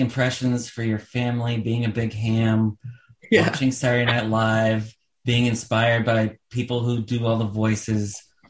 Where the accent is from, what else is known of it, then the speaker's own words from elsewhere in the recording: Simsbury, Connecticut, United States; One, because I'm from Connecticut. I grew up in Simsbury outside of Hartford.